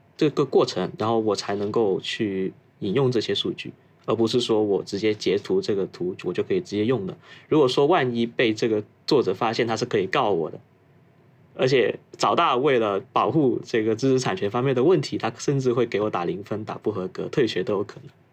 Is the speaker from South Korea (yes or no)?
no; Foshan, Guangdong, China; moved away as an adult; also born or lived in Shenzhen; now in Tokyo, Japan; 我老家祖籍是顺德的，普通话是有点跟别的家庭不太一样。家里是做工厂这一块业务，然后产品的话是封扇类跟厨房加电类，主要是以电饭锅与水壶为主的